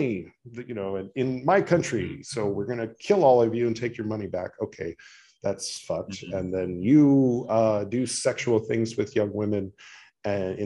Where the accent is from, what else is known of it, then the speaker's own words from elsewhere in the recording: United States; as an American